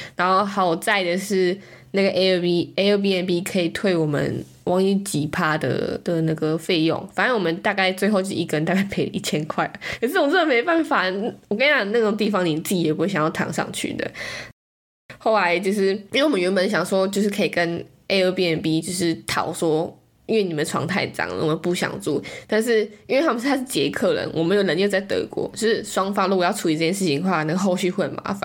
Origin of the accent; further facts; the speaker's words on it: Taiwan; moved away; 我们是台湾人，我们从台湾来的。